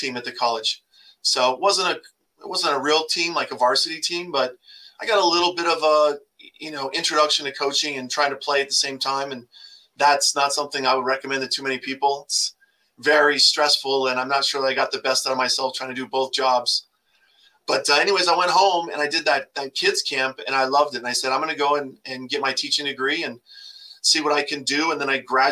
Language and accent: English; Grand Junction, Colorado, United States; born or raised there; also born or lived in Hemet, California